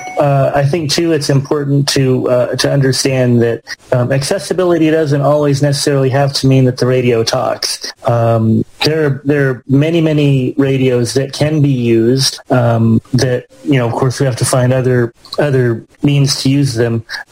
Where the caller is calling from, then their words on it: Erie, Pennsylvania, United States; Yeah, hi, this is …, …. I'm in beautiful and hysterical Erie, Pennsylvania, where we're not getting nearly as much snow as we usually get.